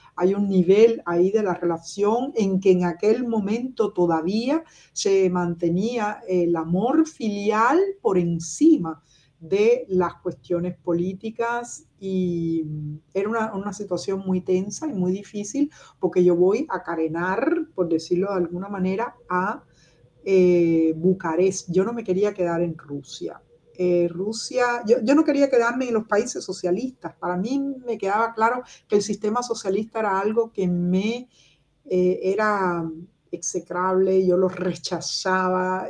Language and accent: Spanish; Cuba; moved away as an adult; also born or lived in Soviet Union; now in Berlin, Germany; cómo somos los cubanos